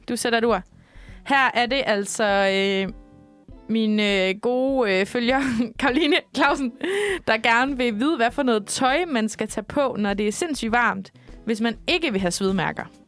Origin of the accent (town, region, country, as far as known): Denmark